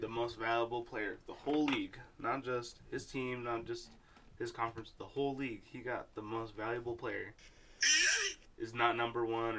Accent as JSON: {"language": "English", "region": "Utah", "country": "United States", "said": "since I'm from Utah and Weber State's like down the road"}